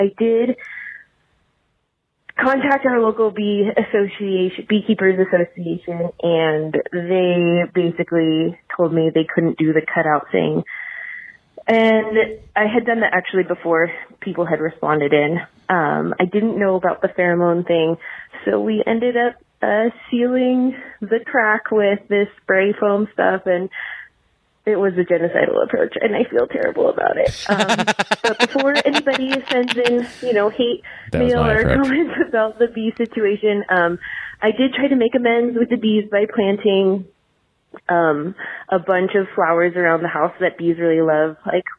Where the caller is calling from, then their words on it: Reno, Nevada, United States; since I am calling from Reno